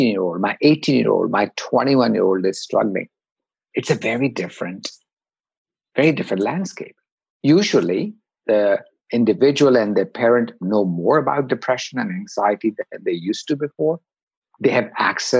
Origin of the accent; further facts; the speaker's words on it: India; moved away as an adult; now in United States; I grew up in India